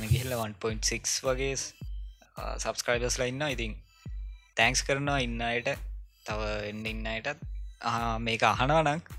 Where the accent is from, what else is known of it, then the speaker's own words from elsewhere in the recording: Welimada, Uva Province, Sri Lanka; ඉතිං මගේ ගම ඇත්තරම වැලි මඩ